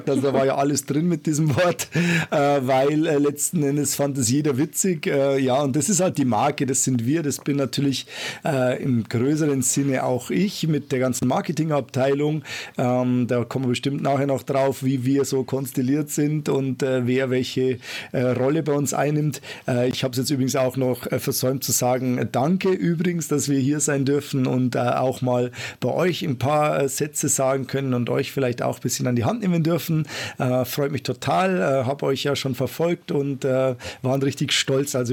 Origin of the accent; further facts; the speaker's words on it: Bavaria, Germany; Servus äh, würde ich jetzt sagen in meiner Heimat.